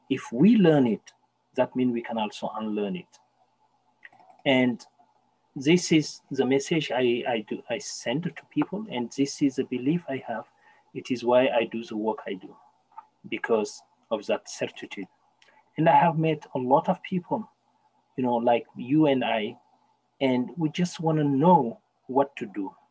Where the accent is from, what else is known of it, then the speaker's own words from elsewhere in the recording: Canada; English is a second language; We should start thinking that as Canadians, we have a problem. We have systemic racism here, and it is a Canadian thing. And as Canadian, we can resolve it.